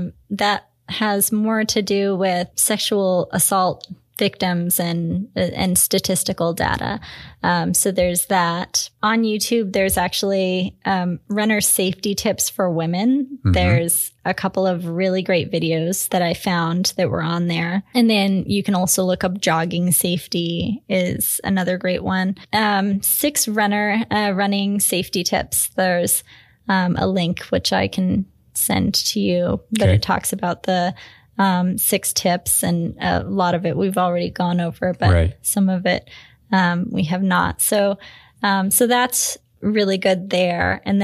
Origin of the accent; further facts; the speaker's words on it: Washington, United States; I'm from Washington, so yeah